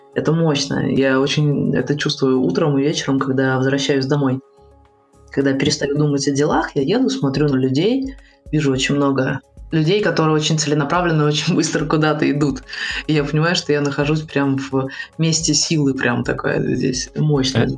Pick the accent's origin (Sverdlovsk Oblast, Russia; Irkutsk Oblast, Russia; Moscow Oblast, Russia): Moscow Oblast, Russia; Protvino; also born or lived in Saint Petersburg; now in Moscow, Russia; Есть дом, где мы, э, выросли в Протвино